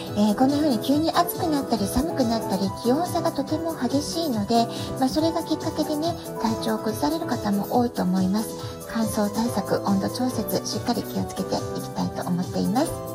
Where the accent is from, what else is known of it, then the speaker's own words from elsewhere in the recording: Kyushu, Japan; moved away as an adult; now in San Diego, United States; 自分の出身地である、えー、九州